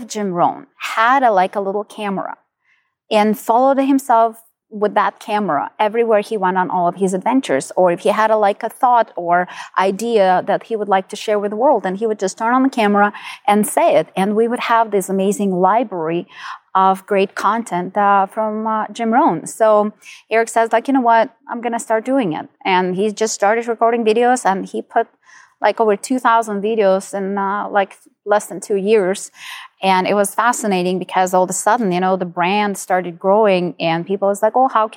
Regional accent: Ukraine; moved away as an adult; now in United States; So I'm originally from Ukraine. I was born and raised there. I'm only 13 years in the United States.

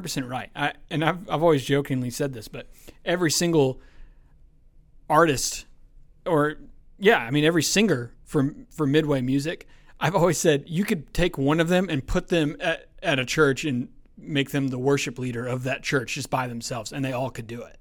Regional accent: Douglasville, Georgia, United States; also born or lived in Bremen, Georgia / Temple, Georgia; now in Villa Rica, United States; I grew up in Douglasville

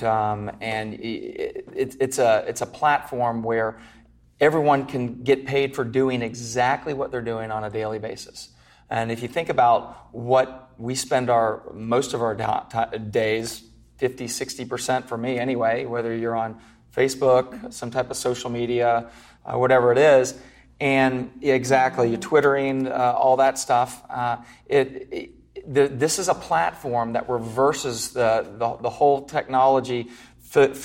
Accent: Orlando, Florida, United States; I'm from Orlando

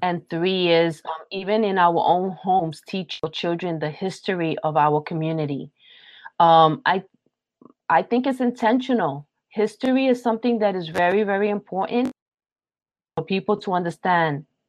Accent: New York City, New York, United States; I'm a Puerto Rican, born and raised in Brooklyn, New York

